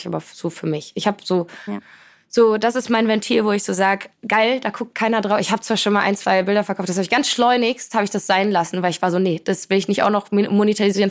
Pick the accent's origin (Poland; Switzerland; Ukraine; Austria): Poland; now in Hamburg, Germany; ich komme aus Polen, äh, meine Eltern äh, sind, kommen beide aus Polen, so ich bin in einer sehr polnischen, sehr familiären Kultur